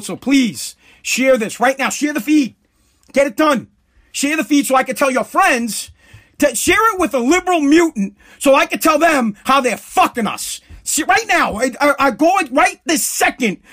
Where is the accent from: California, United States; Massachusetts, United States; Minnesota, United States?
Massachusetts, United States; I'm from Massachusetts